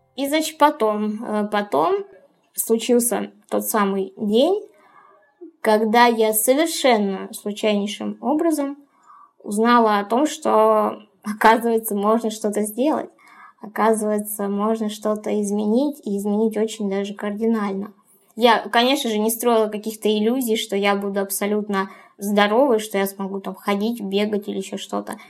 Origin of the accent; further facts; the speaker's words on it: Ukraine; моя юность э, прошла в тусовках, в клубах, в поездках на море, потому что я из Украины